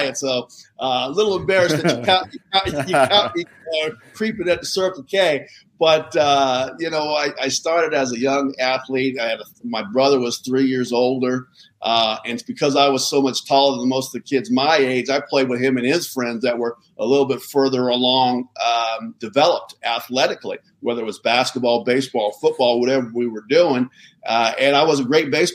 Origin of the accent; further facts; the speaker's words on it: Southern California, United States; I grew up in Southern California